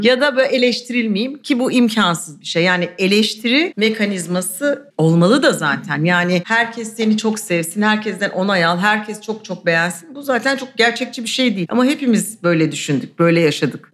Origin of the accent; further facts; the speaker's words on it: Istanbul, Turkey; İstanbulluyum. Yani doğma büyüme, ailem de İstanbullu